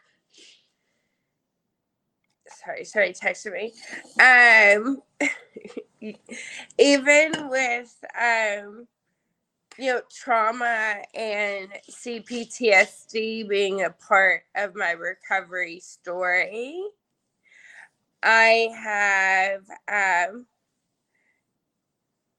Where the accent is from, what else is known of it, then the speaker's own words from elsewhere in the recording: Kentucky, United States; accent: Southern; moved away; I'm originally from Kentucky, so sometimes my Southern side comes out.